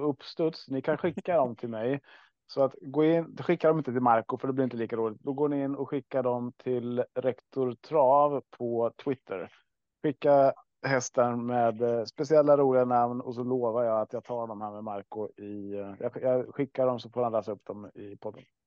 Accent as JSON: {"language": "Swedish", "region": "Östergötland", "country": "Sweden", "tie": "born or raised there", "said": "vi är ju uppvuxna och bor i Östergötland i alla fall"}